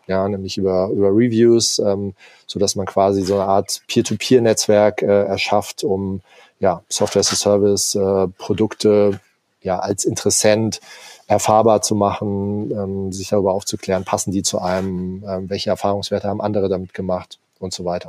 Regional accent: Darmstadt, Hesse, Germany; moved away as an adult; also born or lived in Hamburg; now in Allgäu, Germany; bin ursprünglich aus Darmstadt

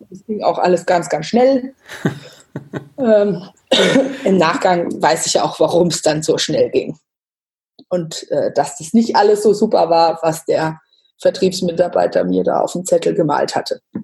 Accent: Bad Homburg, Hesse, Germany; moved away as an adult; now in Bayreuth, Germany; komme gebürtig aus Bad Homburg bei Frankfurt, lebe mittlerweile seit fast zehn Jahren in Bayreuth im Nordosten von Bayern

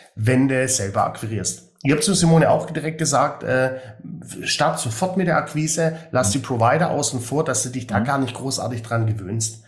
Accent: Swabia, Germany; für mich als Schwabe

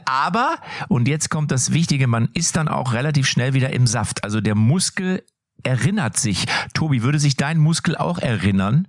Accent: North Rhine-Westphalia, Germany; bei uns hier in NRW, wo ich herkomme

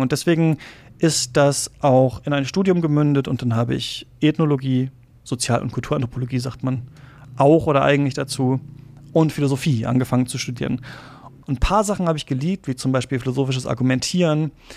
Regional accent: Lower Saxony, Germany; also born or lived in Halle an der Saale, Saxony-Anhalt; bin ich in Niedersachsen aufgewachsen und zur Schule gegangen

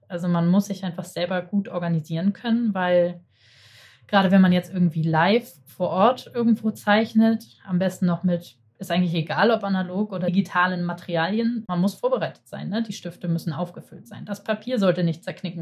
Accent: Hamburg, Germany; ich bin Hamburger

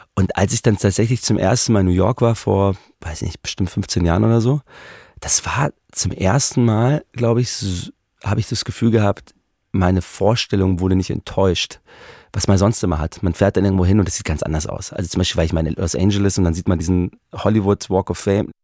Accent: Munich, Bavaria, Germany; ich bin in München geboren und so, aber man wird ja auch noch, ich bin auch noch Österreicher

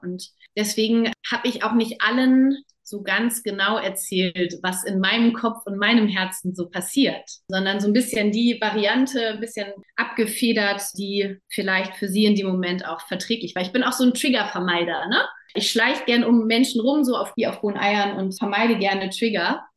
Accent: Germany; moved away as an adult; also born or lived in Namibia; als Deutsche

